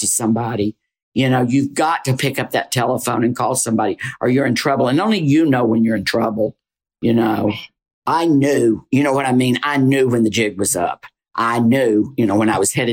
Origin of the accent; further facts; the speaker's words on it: the South, Southern United States, United States; accent: Southern; moved away as an adult; I tried to get rid of my Southern accent